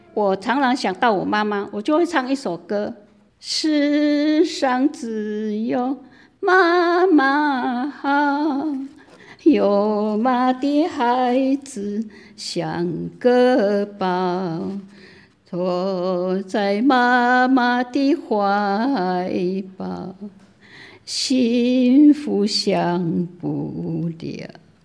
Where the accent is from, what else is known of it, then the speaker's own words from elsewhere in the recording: Wufeng, Hsinchu County, Taiwan; moved away as an adult; also born or lived in Xinfeng, Hsinchu County; 出生地是新竹县五峰乡，沿住闽，在下属，我七岁的时候父亲就不在了，母亲就把我们五位兄弟姐妹抚养长大